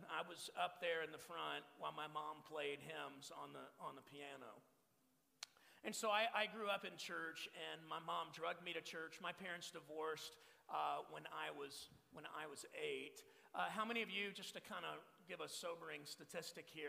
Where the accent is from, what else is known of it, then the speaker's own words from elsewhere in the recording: Texas, United States; now in Phoenix, United States; I'm from Texas. Uh, I was born and raised in Texas. Uh, I've been in Arizona now for over 18 years, pastor in this church in the East Valley of Phoenix called Sun Valley.